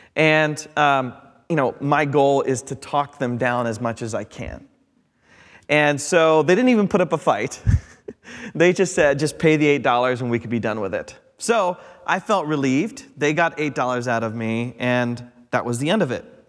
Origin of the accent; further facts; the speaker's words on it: Midwest, United States; I'm from the Midwest. We're sandwich people.